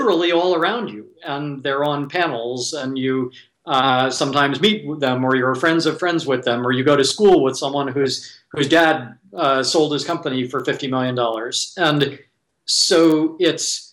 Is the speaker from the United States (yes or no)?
yes; Silicon Valley, California, United States; I was born and raised in Silicon Valley